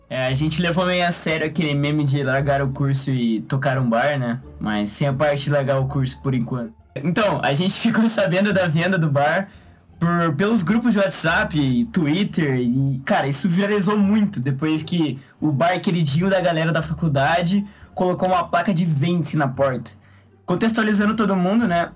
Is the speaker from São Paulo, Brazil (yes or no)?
yes; Quatá, São Paulo, Brazil; moved away; sou natural de Quatá, interior de São Paulo